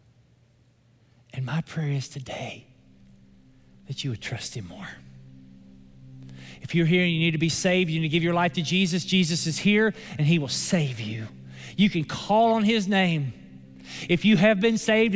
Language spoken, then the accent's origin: English; Somerset, Kentucky, United States; My hometown is Somerset, Kentucky